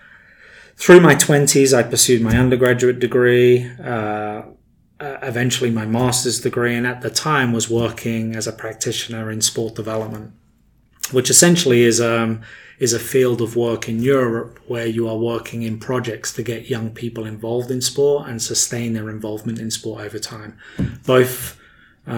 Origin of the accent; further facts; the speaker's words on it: England, United Kingdom; moved away as an adult; now in United States; as a young person growing up in England